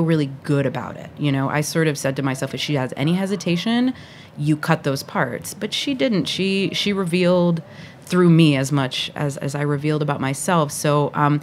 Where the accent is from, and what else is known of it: the South, United States; born or raised there; also born or lived in Puerto Rico / Atlanta, Georgia; now in New York City, United States